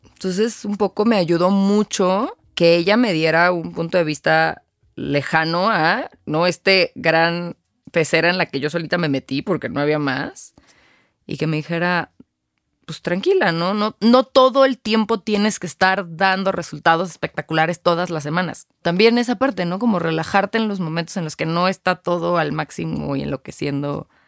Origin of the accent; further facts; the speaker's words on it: Mexico City, Mexico; also born or lived in Querétaro; vivo en la Ciudad de México, aquí nací, aquí crecí